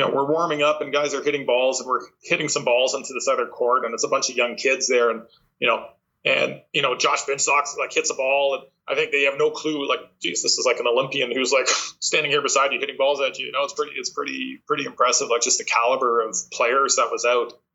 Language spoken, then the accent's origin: English; Canada; we're Canadian